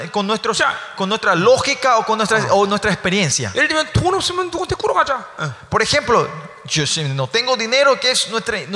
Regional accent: South Korea; now in Paraguay; Si yo soy coreano, yo soy coreano, ¿no? Vengo a Paraguay

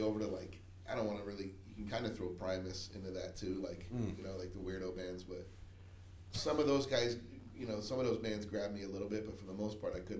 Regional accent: New York, United States; also born or lived in New Jersey / Miami; Originally from New York, New Jersey, and I moved here from Miami.

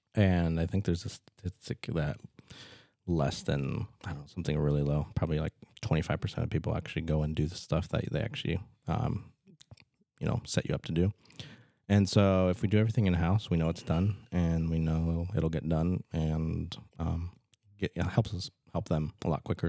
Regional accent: Fremont, Nebraska, United States; moved away as an adult; also born or lived in Omaha, Nebraska; now in Norfolk, United States; I'm from Fremont

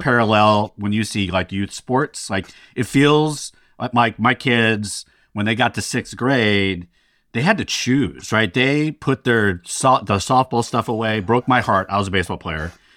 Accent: Sacramento, California, United States; also born or lived in Stockton, California; Sacramento and Stockton are my hometowns.

